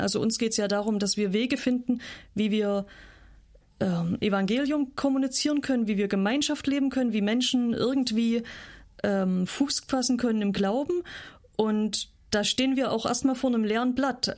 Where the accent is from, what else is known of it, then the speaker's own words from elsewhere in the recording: Saxony, Germany; moved away as an adult; also born or lived in North Rhine-Westphalia / Switzerland / Kenya; now in Rügen, Germany; ich komme aus Sachsen, habe sechs Jahre in Nordrhein-Westfalen gewohnt, dann war ich drei Jahre in der Schweiz